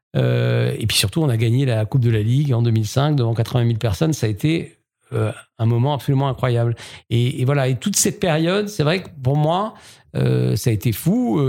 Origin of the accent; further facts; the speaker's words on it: Strasbourg, Grand Est, France; moved away as an adult; also born or lived in Paris; je suis strasbourgeois, un vrai strasbourgeois, 100%. Et donc, j'ai grandi à Strasbourg